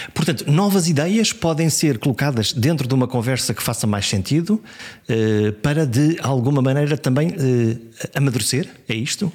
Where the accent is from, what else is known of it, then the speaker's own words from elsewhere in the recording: Caminha, Viana do Castelo, Portugal; Eu nasci em Viana do Castelo, mas a minha terra é Caminha